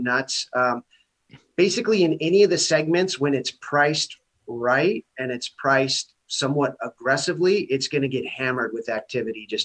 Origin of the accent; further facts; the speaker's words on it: Santa Barbara, California, United States; I'm born and raised here in Santa Barbara